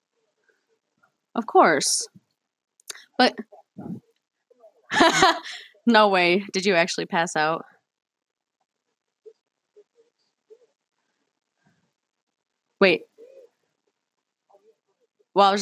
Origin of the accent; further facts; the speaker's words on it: Cleveland, Ohio, United States; I grew up in Cleveland, probably not the safest place to grow up